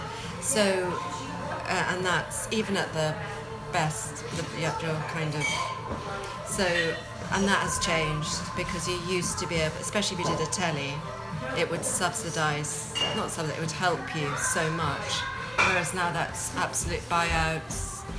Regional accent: Scotland, United Kingdom; My first job was Pit Lockery, because I'm Scottish.

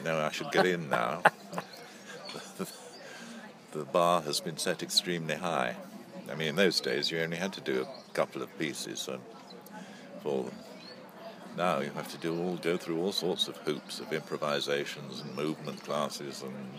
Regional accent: Lancashire, North West England, United Kingdom; also born or lived in London; whisked off back to Lancashire, where I had a lovely childhood, happy upbringing

